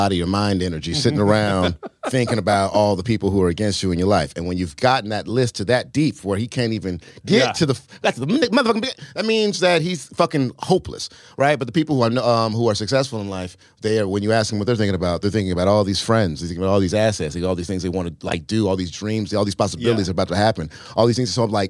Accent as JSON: {"language": "English", "town": "San Diego", "region": "California", "country": "United States", "tie": "born there", "said": "I was born in San Diego. I was raised in about five or six different places."}